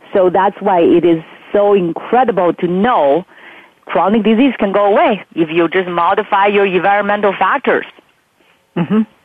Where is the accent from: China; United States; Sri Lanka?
China; Beijing; moved away; I grew up in Beijing